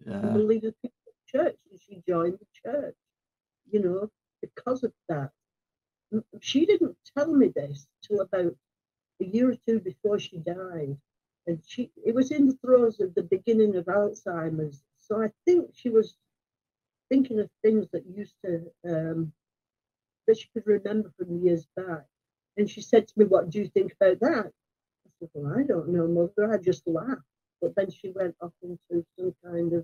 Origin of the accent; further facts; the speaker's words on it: Rochdale, North West England, United Kingdom; moved away; also born or lived in Seattle / Salt Lake City / Italy / Germany; I'm from Rochdale